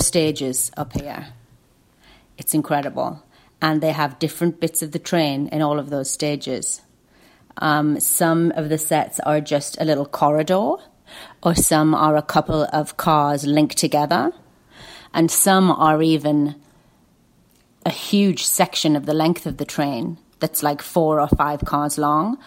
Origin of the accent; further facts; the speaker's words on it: Lake District, North West England, United Kingdom; I grew up in the Lake District